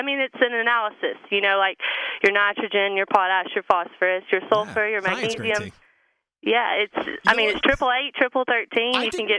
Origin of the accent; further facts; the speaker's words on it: Huntsville, Alabama, United States; I'm from Huntsville, Alabama.